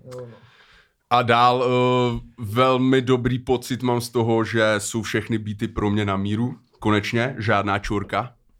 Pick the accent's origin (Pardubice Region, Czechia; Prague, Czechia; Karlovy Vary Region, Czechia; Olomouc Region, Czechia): Karlovy Vary Region, Czechia; Cheb; moved away; když jsem ještě bydlel v Chebu, protože já pocházím z Chebu